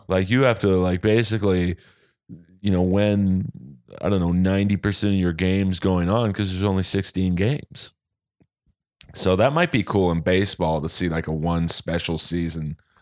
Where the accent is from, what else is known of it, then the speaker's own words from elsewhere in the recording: Los Angeles, California, United States; living in Los Angeles and growing up in Bel Air